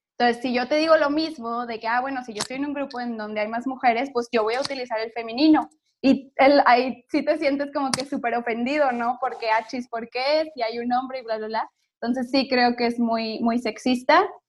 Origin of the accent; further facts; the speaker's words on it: Monterrey, Nuevo León, Mexico; yo soy de Monterrey